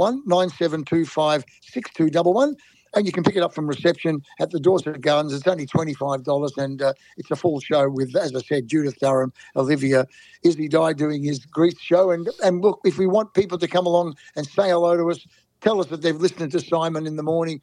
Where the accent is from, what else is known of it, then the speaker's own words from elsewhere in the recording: Melbourne, Victoria, Australia; also born or lived in Austria; I was only 5 years of age when we came out to Australia, and was the best thing my father ever did to come to Melbourne